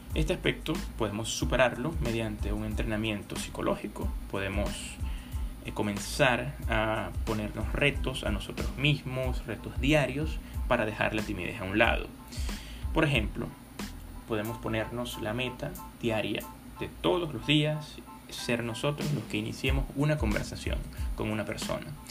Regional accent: Venezuela; soy venezolano

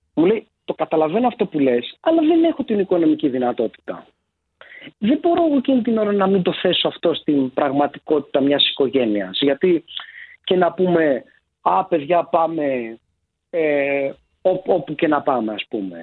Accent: Larissa, Thessaly, Greece; moved away as an adult; now in Athens, Greece; Εγώ που γεννήθηκα και μεγάλωσα στη Λάρισα

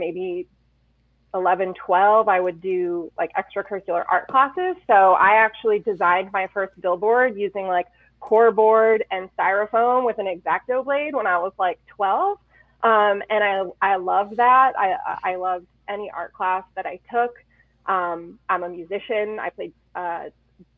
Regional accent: South Windsor, Connecticut, United States; also born or lived in Tolland, Connecticut; I'm from Connecticut. I grew up in South Windsor, and I now live out in Tolland.

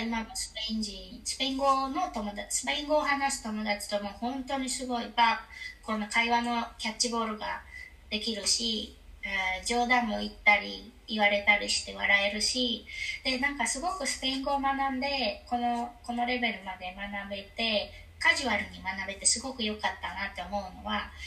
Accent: Kyushu, Kumamoto, Japan; moved away as an adult; now in Spain; やっぱり私も日本社会で育てられてきてしかもあの九州の熊本って

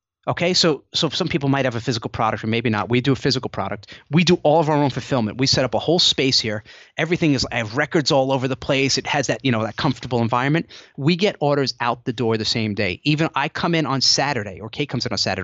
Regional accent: Rockland County, New York, United States; she was from Suffern, New York, which is in Rockland County. That's where I'm from

